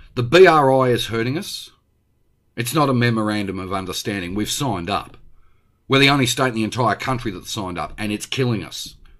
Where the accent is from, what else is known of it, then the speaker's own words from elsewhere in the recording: Melbourne, Victoria, Australia; my hometown, my beloved city of Melbourne